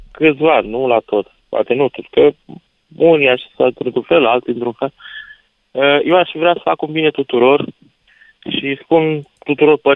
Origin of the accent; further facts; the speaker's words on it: Romania; suntem mândri că suntem români